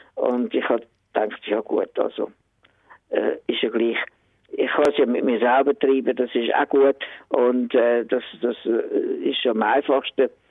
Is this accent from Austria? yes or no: no; Höngg, Zurich, Switzerland; über das Limmertal hin, Wir sind in Höhen aufgewachsen